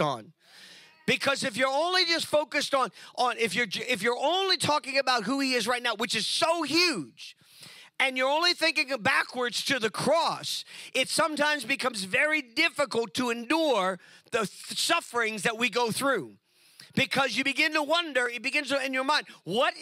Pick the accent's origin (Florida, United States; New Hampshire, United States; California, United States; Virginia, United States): California, United States; California, my home state